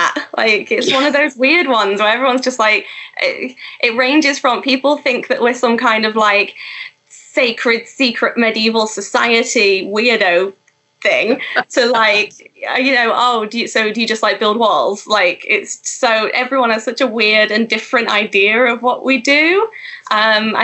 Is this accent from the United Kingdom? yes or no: yes; Grimsby, Yorkshire and the Humber, United Kingdom; I'm from Grimsby